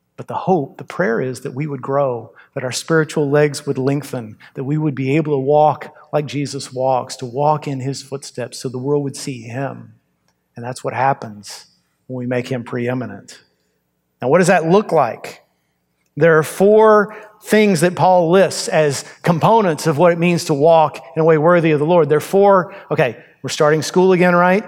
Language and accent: English; United States